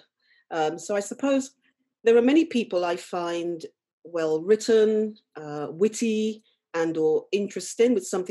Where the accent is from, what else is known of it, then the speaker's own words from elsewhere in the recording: London, United Kingdom; moved away as an adult; now in Norfolk, United Kingdom; I was born and raised and worked in London for many, many years before moving to Norfolk.